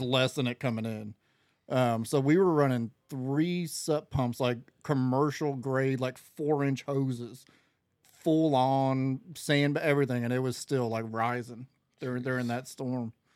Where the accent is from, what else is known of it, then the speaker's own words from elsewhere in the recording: Florida, United States; I'm from Florida.